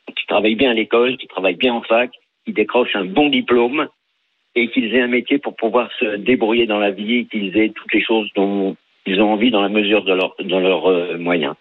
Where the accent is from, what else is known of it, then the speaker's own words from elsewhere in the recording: France; on était des Français moyens.